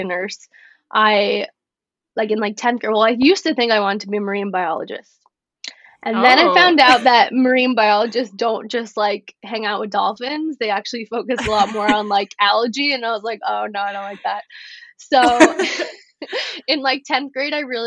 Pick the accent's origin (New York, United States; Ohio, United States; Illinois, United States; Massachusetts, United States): New York, United States; also born or lived in Florida; I couldn't go home on the weekends because I was from New York